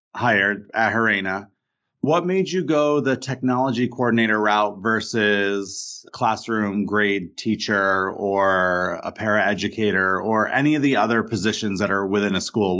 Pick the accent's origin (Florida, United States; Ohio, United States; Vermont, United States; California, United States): Vermont, United States; I didn't get as much of that growing up in Vermont